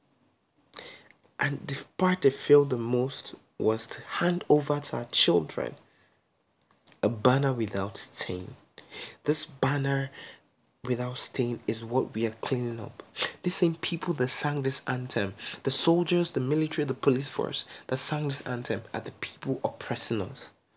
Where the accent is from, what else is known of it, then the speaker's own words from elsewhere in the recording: Nigeria; as a Nigerian youth